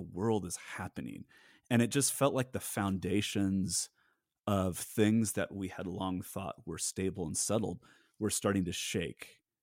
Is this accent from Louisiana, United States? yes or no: no; Southern California, United States; I grew up in Southern California in a really, really large church